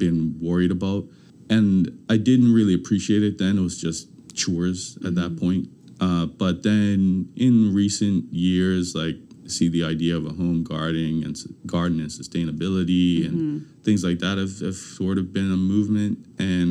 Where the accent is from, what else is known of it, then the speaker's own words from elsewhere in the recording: Bermuda; moved away; when I grew up in Bermuda, I lived with my grandmother.